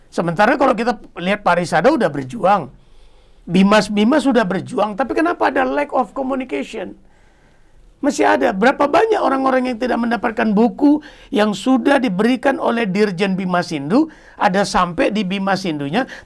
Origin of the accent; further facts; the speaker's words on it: Medan, North Sumatra, Indonesia; born there; bukan Medan yang tempat kelahiran saya, tapi Bali.